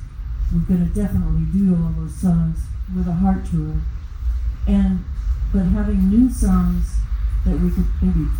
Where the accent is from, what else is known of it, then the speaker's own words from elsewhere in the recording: Seattle, Washington, United States; I'm from Seattle.